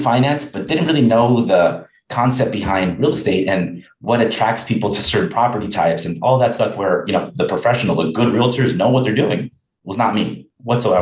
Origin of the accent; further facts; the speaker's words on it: Los Angeles, California, United States; born and raised in Los Angeles